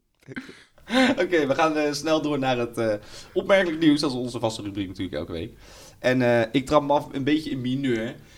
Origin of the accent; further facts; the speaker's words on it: Apeldoorn, Gelderland, Netherlands; also born or lived in Amersfoort; ik kom natuurlijk uit Apeldoorn. Dus hè, dan, daar heb je het meest mee, daar ben je opgegroeid